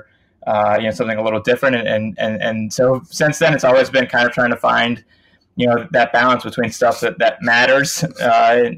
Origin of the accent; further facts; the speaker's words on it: Winston-Salem, North Carolina, United States; moved away as an adult; I grew up in Winston-Salem, North Carolina